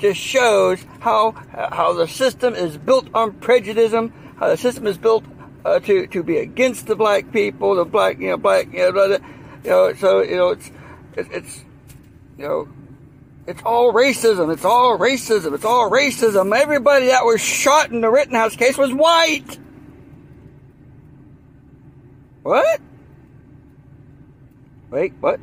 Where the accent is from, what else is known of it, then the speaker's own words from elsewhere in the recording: the South, United States; accent: Southern; moved away as an adult; also born or lived in Washington, D.C. / Virginia / Maryland; my accent comes out. I'm from the South.